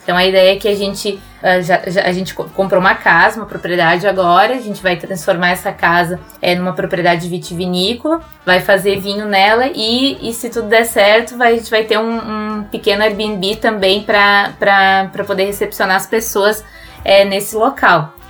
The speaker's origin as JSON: {"language": "Portuguese", "area": "near Passo Fundo", "region": "northwest Rio Grande do Sul", "country": "Brazil", "tie": "born or raised there", "also_born_or_lived": "Serra Gaúcha", "moved": "as an adult", "lives_now": "France", "said": "eu morava no noroeste do estado, muito perto de Passo Fundo"}